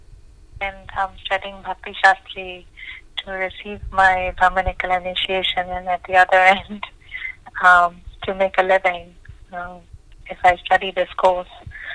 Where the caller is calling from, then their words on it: New Zealand; We're calling from New Zealand.